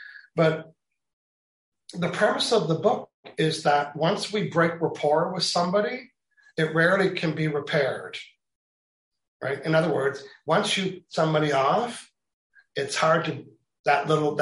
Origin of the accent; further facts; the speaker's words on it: Canada; I'm Canadian